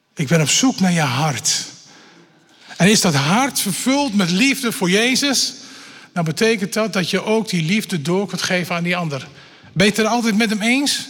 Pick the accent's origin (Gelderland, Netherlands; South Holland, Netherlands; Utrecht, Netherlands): Gelderland, Netherlands; Elburg; Ik ben opgegroeid in Elburg, een stukje verderop zeg maar, op de Veluwe.